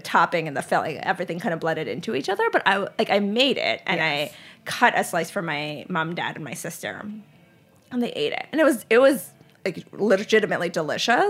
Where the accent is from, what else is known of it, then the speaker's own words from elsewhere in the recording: Charlotte, North Carolina, United States; also born or lived in Lehigh Valley, Pennsylvania; I grew up in Charlotte, North Carolina